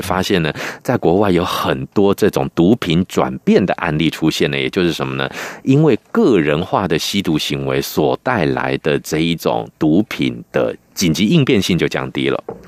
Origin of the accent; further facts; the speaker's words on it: Taiwan; 我们台湾人